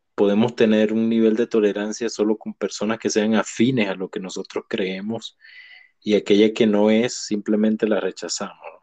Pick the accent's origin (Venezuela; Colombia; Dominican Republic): Venezuela; moved away; mi país natal, Venezuela